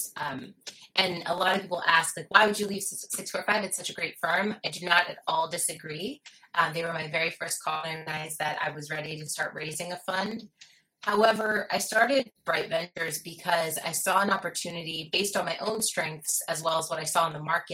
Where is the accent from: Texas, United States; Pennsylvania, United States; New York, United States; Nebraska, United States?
Pennsylvania, United States; Philadelphia; I'm from Philadelphia, and I've spent most of my life and career on the East Coast of the U.S.